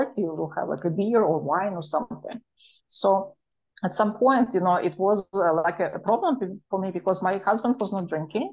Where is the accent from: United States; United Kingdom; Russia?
Russia; Moscow; accent: Russian; English is a second language; moved away; my Russian accent